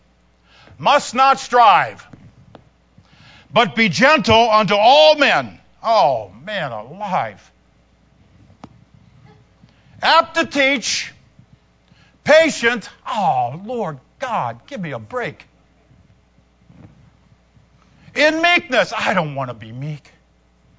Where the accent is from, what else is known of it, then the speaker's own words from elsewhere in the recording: United States; we are American citizens and we have this American culture